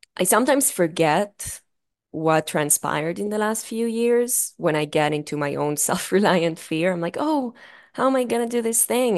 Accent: Israel; accent: thick accent; moved away as an adult; I'm from Israel, uh, if that isn't obvious by the, by the thick accent, uh, I was born and raised

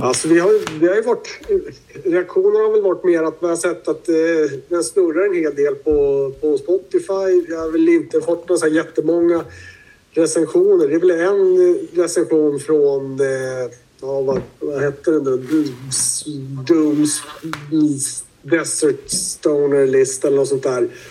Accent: Södermanland, Sweden; Vi kommer ju från Sörmlandstrakter med mycket ekar och skit

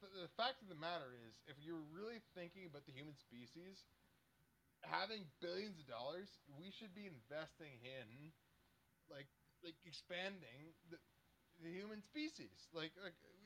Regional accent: Canada

